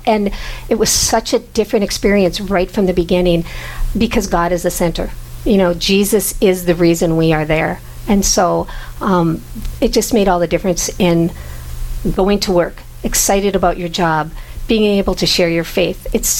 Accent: Minto, North Dakota, United States; now in Grand Forks, United States; I grew up in Minto, so there was no Catholic school, but definitely a strong Catholic presence in the town.

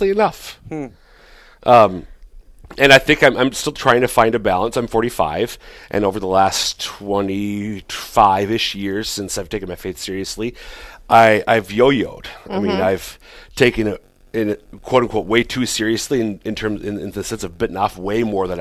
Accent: central Minnesota, United States; moved away as an adult; now in Sioux Falls, United States; Originally from central Minnesota

